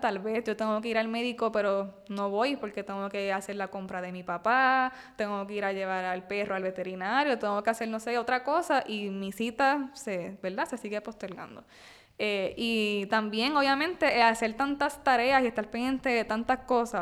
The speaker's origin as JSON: {"language": "Spanish", "country": "Puerto Rico"}